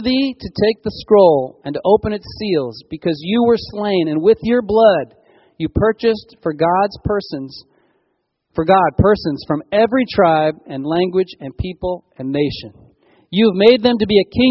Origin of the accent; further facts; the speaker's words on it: California, United States; As Californians